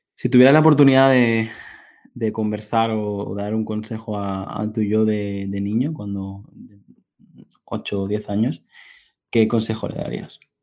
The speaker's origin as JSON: {"language": "Spanish", "area": "Mallorca", "region": "Balearic Islands", "country": "Spain", "said": "soy de Mallorca, que es la isla que encontrarás ahí perdida en el, Mediterráneo."}